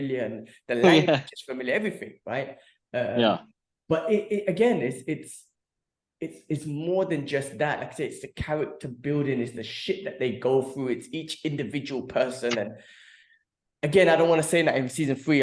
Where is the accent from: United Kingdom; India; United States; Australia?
United Kingdom; London; I was born and raised in London, North London, Tottenham, just near Broadwater Farm